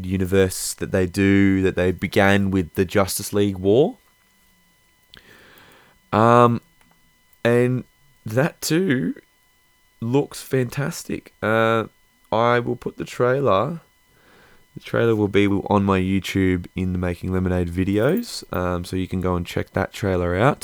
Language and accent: English; Australia; I'm Australian